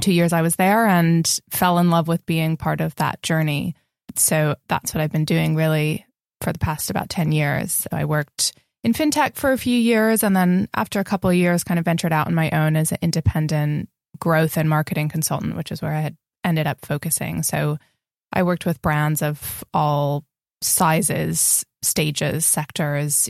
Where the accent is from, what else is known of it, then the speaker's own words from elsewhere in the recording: California, United States; moved away as an adult; also born or lived in Spain / San Francisco; I was born in California